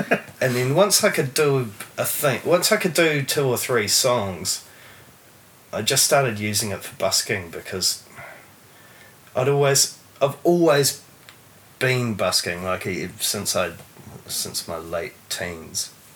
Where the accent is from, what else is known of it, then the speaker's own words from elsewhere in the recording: Taranaki, New Zealand; also born or lived in Tauranga, New Zealand / Mount Maunganui, New Zealand; So I grew up in Taranaki. I was actually born in um, born in Tauranga. I spent my first five years in mm. Mount, Mount Maunganui and um, moved to Taranaki when I was five or six and lived out in the country